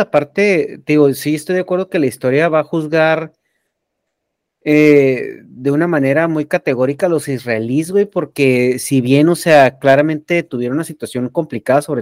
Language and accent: Spanish; Mexico; nosotros como